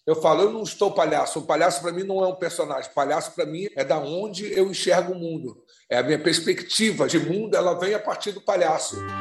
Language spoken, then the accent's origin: Portuguese; Rio de Janeiro, Brazil; eu nasci, eu nasci, quer dizer, fui criado no Dia da Rainha, eu sou então sou um palhaço negro, suburbano carioca